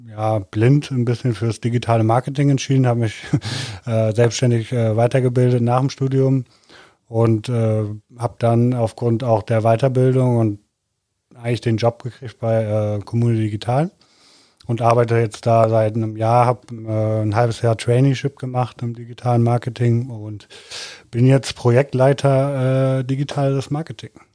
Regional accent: Hamburg, Germany; now in Cologne, Germany; ich komme aus Hamburg, äh, wohne in Köln

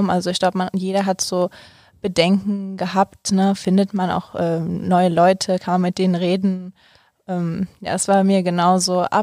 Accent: Cologne, North Rhine-Westphalia, Germany; Also zum Beispiel, ich komme ja ähm, ursprünglich aus Köln

